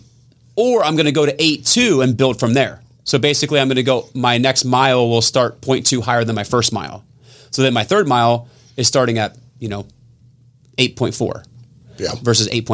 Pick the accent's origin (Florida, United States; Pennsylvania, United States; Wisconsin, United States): Pennsylvania, United States; moved away; I'm from Pennsylvania, so we're in the mountains